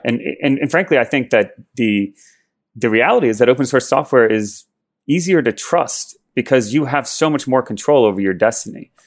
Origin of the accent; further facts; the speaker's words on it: Maplewood, New Jersey, United States; moved away as an adult; also born or lived in Berkeley, California; I grew up in Jersey mostly.